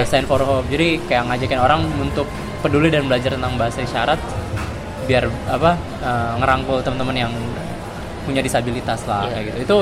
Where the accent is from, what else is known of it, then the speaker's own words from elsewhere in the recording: Bandung, West Java, Indonesia; Gua S M A-nya di Bandung